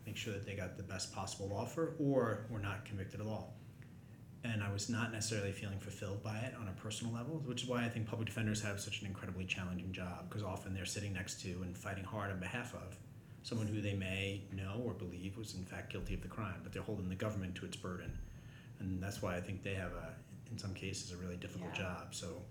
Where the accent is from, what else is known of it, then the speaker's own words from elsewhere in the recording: New York, United States; moved away as an adult; also born or lived in Boston, United States; now in Boulder County, United States; I was born in New York.